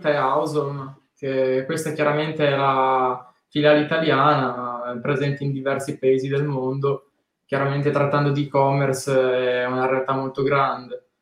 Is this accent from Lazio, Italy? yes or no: no; Tortona, Piedmont, Italy; A Tortona, perché sono di Tortona, eh, ah. chiaramente sono solamente nato lì.